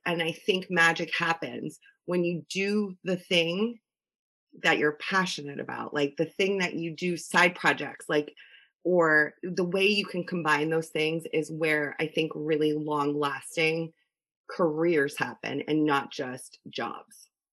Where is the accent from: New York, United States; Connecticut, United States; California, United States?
Connecticut, United States; born and raised in Connecticut